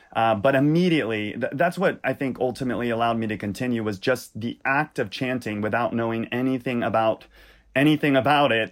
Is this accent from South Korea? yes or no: no; Louisiana, United States; I grew up in Louisiana.